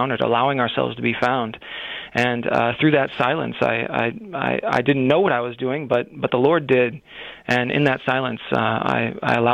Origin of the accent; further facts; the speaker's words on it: Bloomington, Illinois, United States; also born or lived in South Carolina / Chile; I'm from Bloomington, Illinois, which is just an hour from here